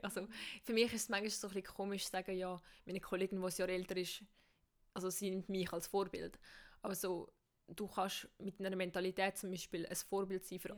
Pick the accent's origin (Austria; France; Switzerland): Switzerland; bei uns in der Schweiz